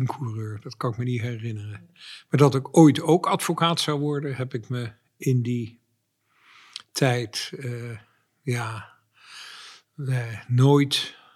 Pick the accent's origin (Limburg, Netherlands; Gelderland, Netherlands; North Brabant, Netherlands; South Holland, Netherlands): South Holland, Netherlands; Dordrecht; moved away; ik ben een geboren en getogen Dortenaar